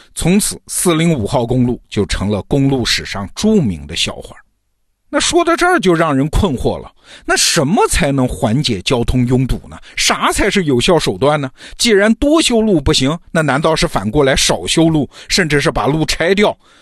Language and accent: Chinese; China; 我们中国人